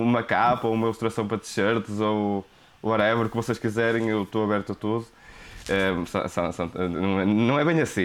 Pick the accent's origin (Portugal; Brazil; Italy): Portugal; Porto, Norte; accent: thick Porto accent; meu sotaque de Porto Serrinho